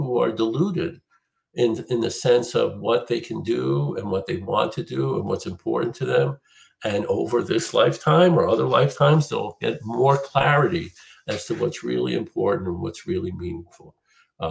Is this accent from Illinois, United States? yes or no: no; Philadelphia, Pennsylvania, United States; I grew up in Philly